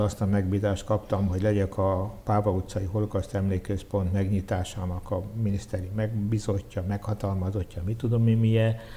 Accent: Budapest, Hungary; így nőttem föl. E, Sátoros ünnepekkor elvittek Újpesten a templomba a szüleim

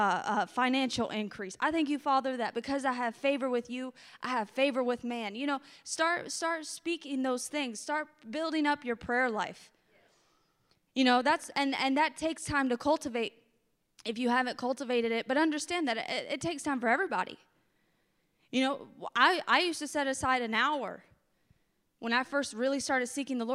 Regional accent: the South, United States; I'm from the South

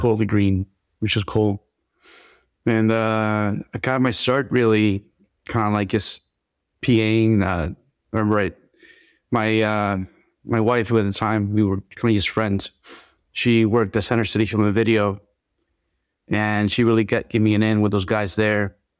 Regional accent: Philadelphia, Pennsylvania, United States; also born or lived in Dominican Republic; I grew up in Philly.

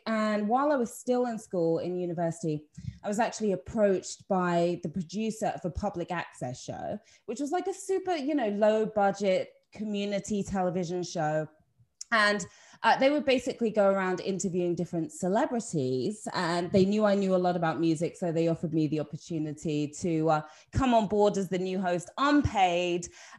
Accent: Watford, East of England, United Kingdom; When I was growing up in Watford, which is where I'm from originally, it was actually quite a racist time and quite a racist place.

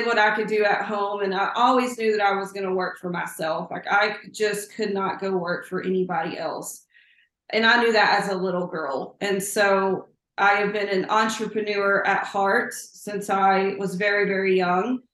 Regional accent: Plainview, Texas, United States; moved away as an adult; now in Lubbock, United States; I'm a small town girl. I am from Plainview, Texas, which is up in the panhandle.

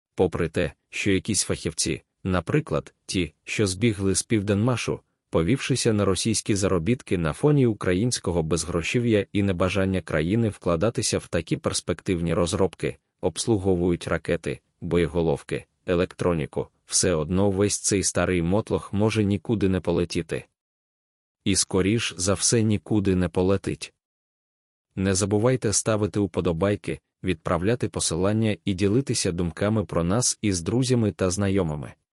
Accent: Ukraine; ми з України

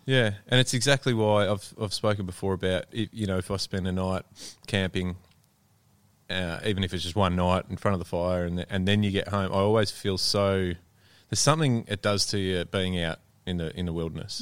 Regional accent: Melbourne, Victoria, Australia; I'm from Melbourne

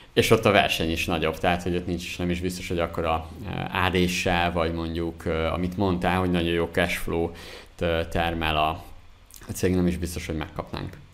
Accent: Zala, Hungary; én zalai vagyok, zalából származom

